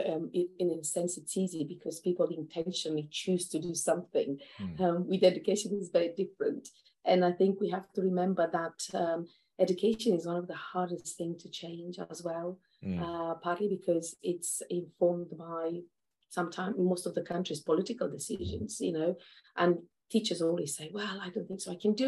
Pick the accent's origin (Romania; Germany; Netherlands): Romania; moved away as an adult; now in United Kingdom; I'm originally from Romania